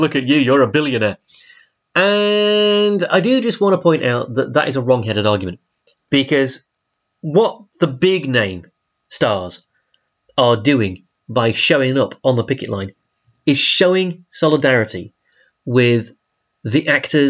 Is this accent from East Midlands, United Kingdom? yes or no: no; Yorkshire and the Humber, United Kingdom; I'm from South Yorkshire.